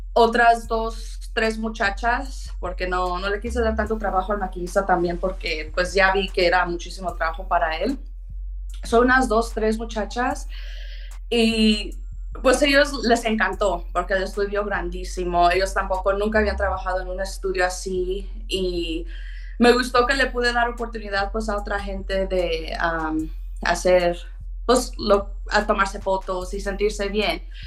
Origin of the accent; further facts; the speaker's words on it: Pittsburg, California, United States; also born or lived in Oakland, California; nosotros crecimos en Oakland, yo y mi hermano y mi mamá. Entonces vengo de una mamá soltera, eso sí fue difícil porque pues ella sola tratando de crear a dos niños, una niña, yo y mi hermano y después de que cuando tuve unos como 10 años, 10, 11 años, nos movimos a Pittsburgh.